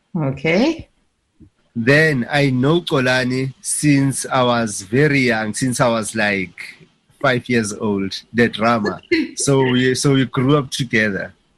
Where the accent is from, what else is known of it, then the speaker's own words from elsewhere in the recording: Soweto, Gauteng, South Africa; That's where I was born in Soweto, in Mzimhlope